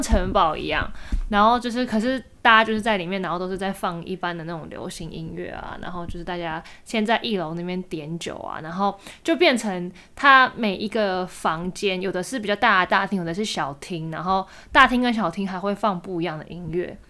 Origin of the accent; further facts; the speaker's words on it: Taiwan; 跟我们台湾人不一样